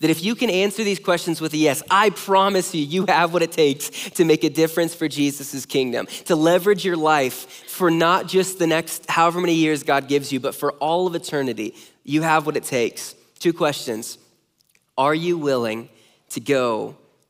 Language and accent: English; near Los Angeles, Southern California, United States; now in Omaha, United States; I grew up in Southern California